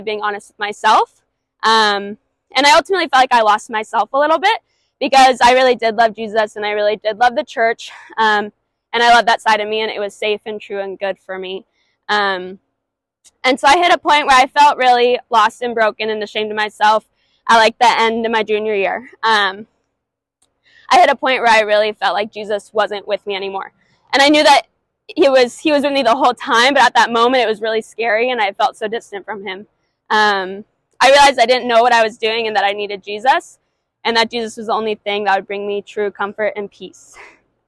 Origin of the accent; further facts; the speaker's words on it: Washington, United States; moved away as an adult; also born or lived in Arizona; now in New Jersey, United States; I grew up in a Christian household in Washington State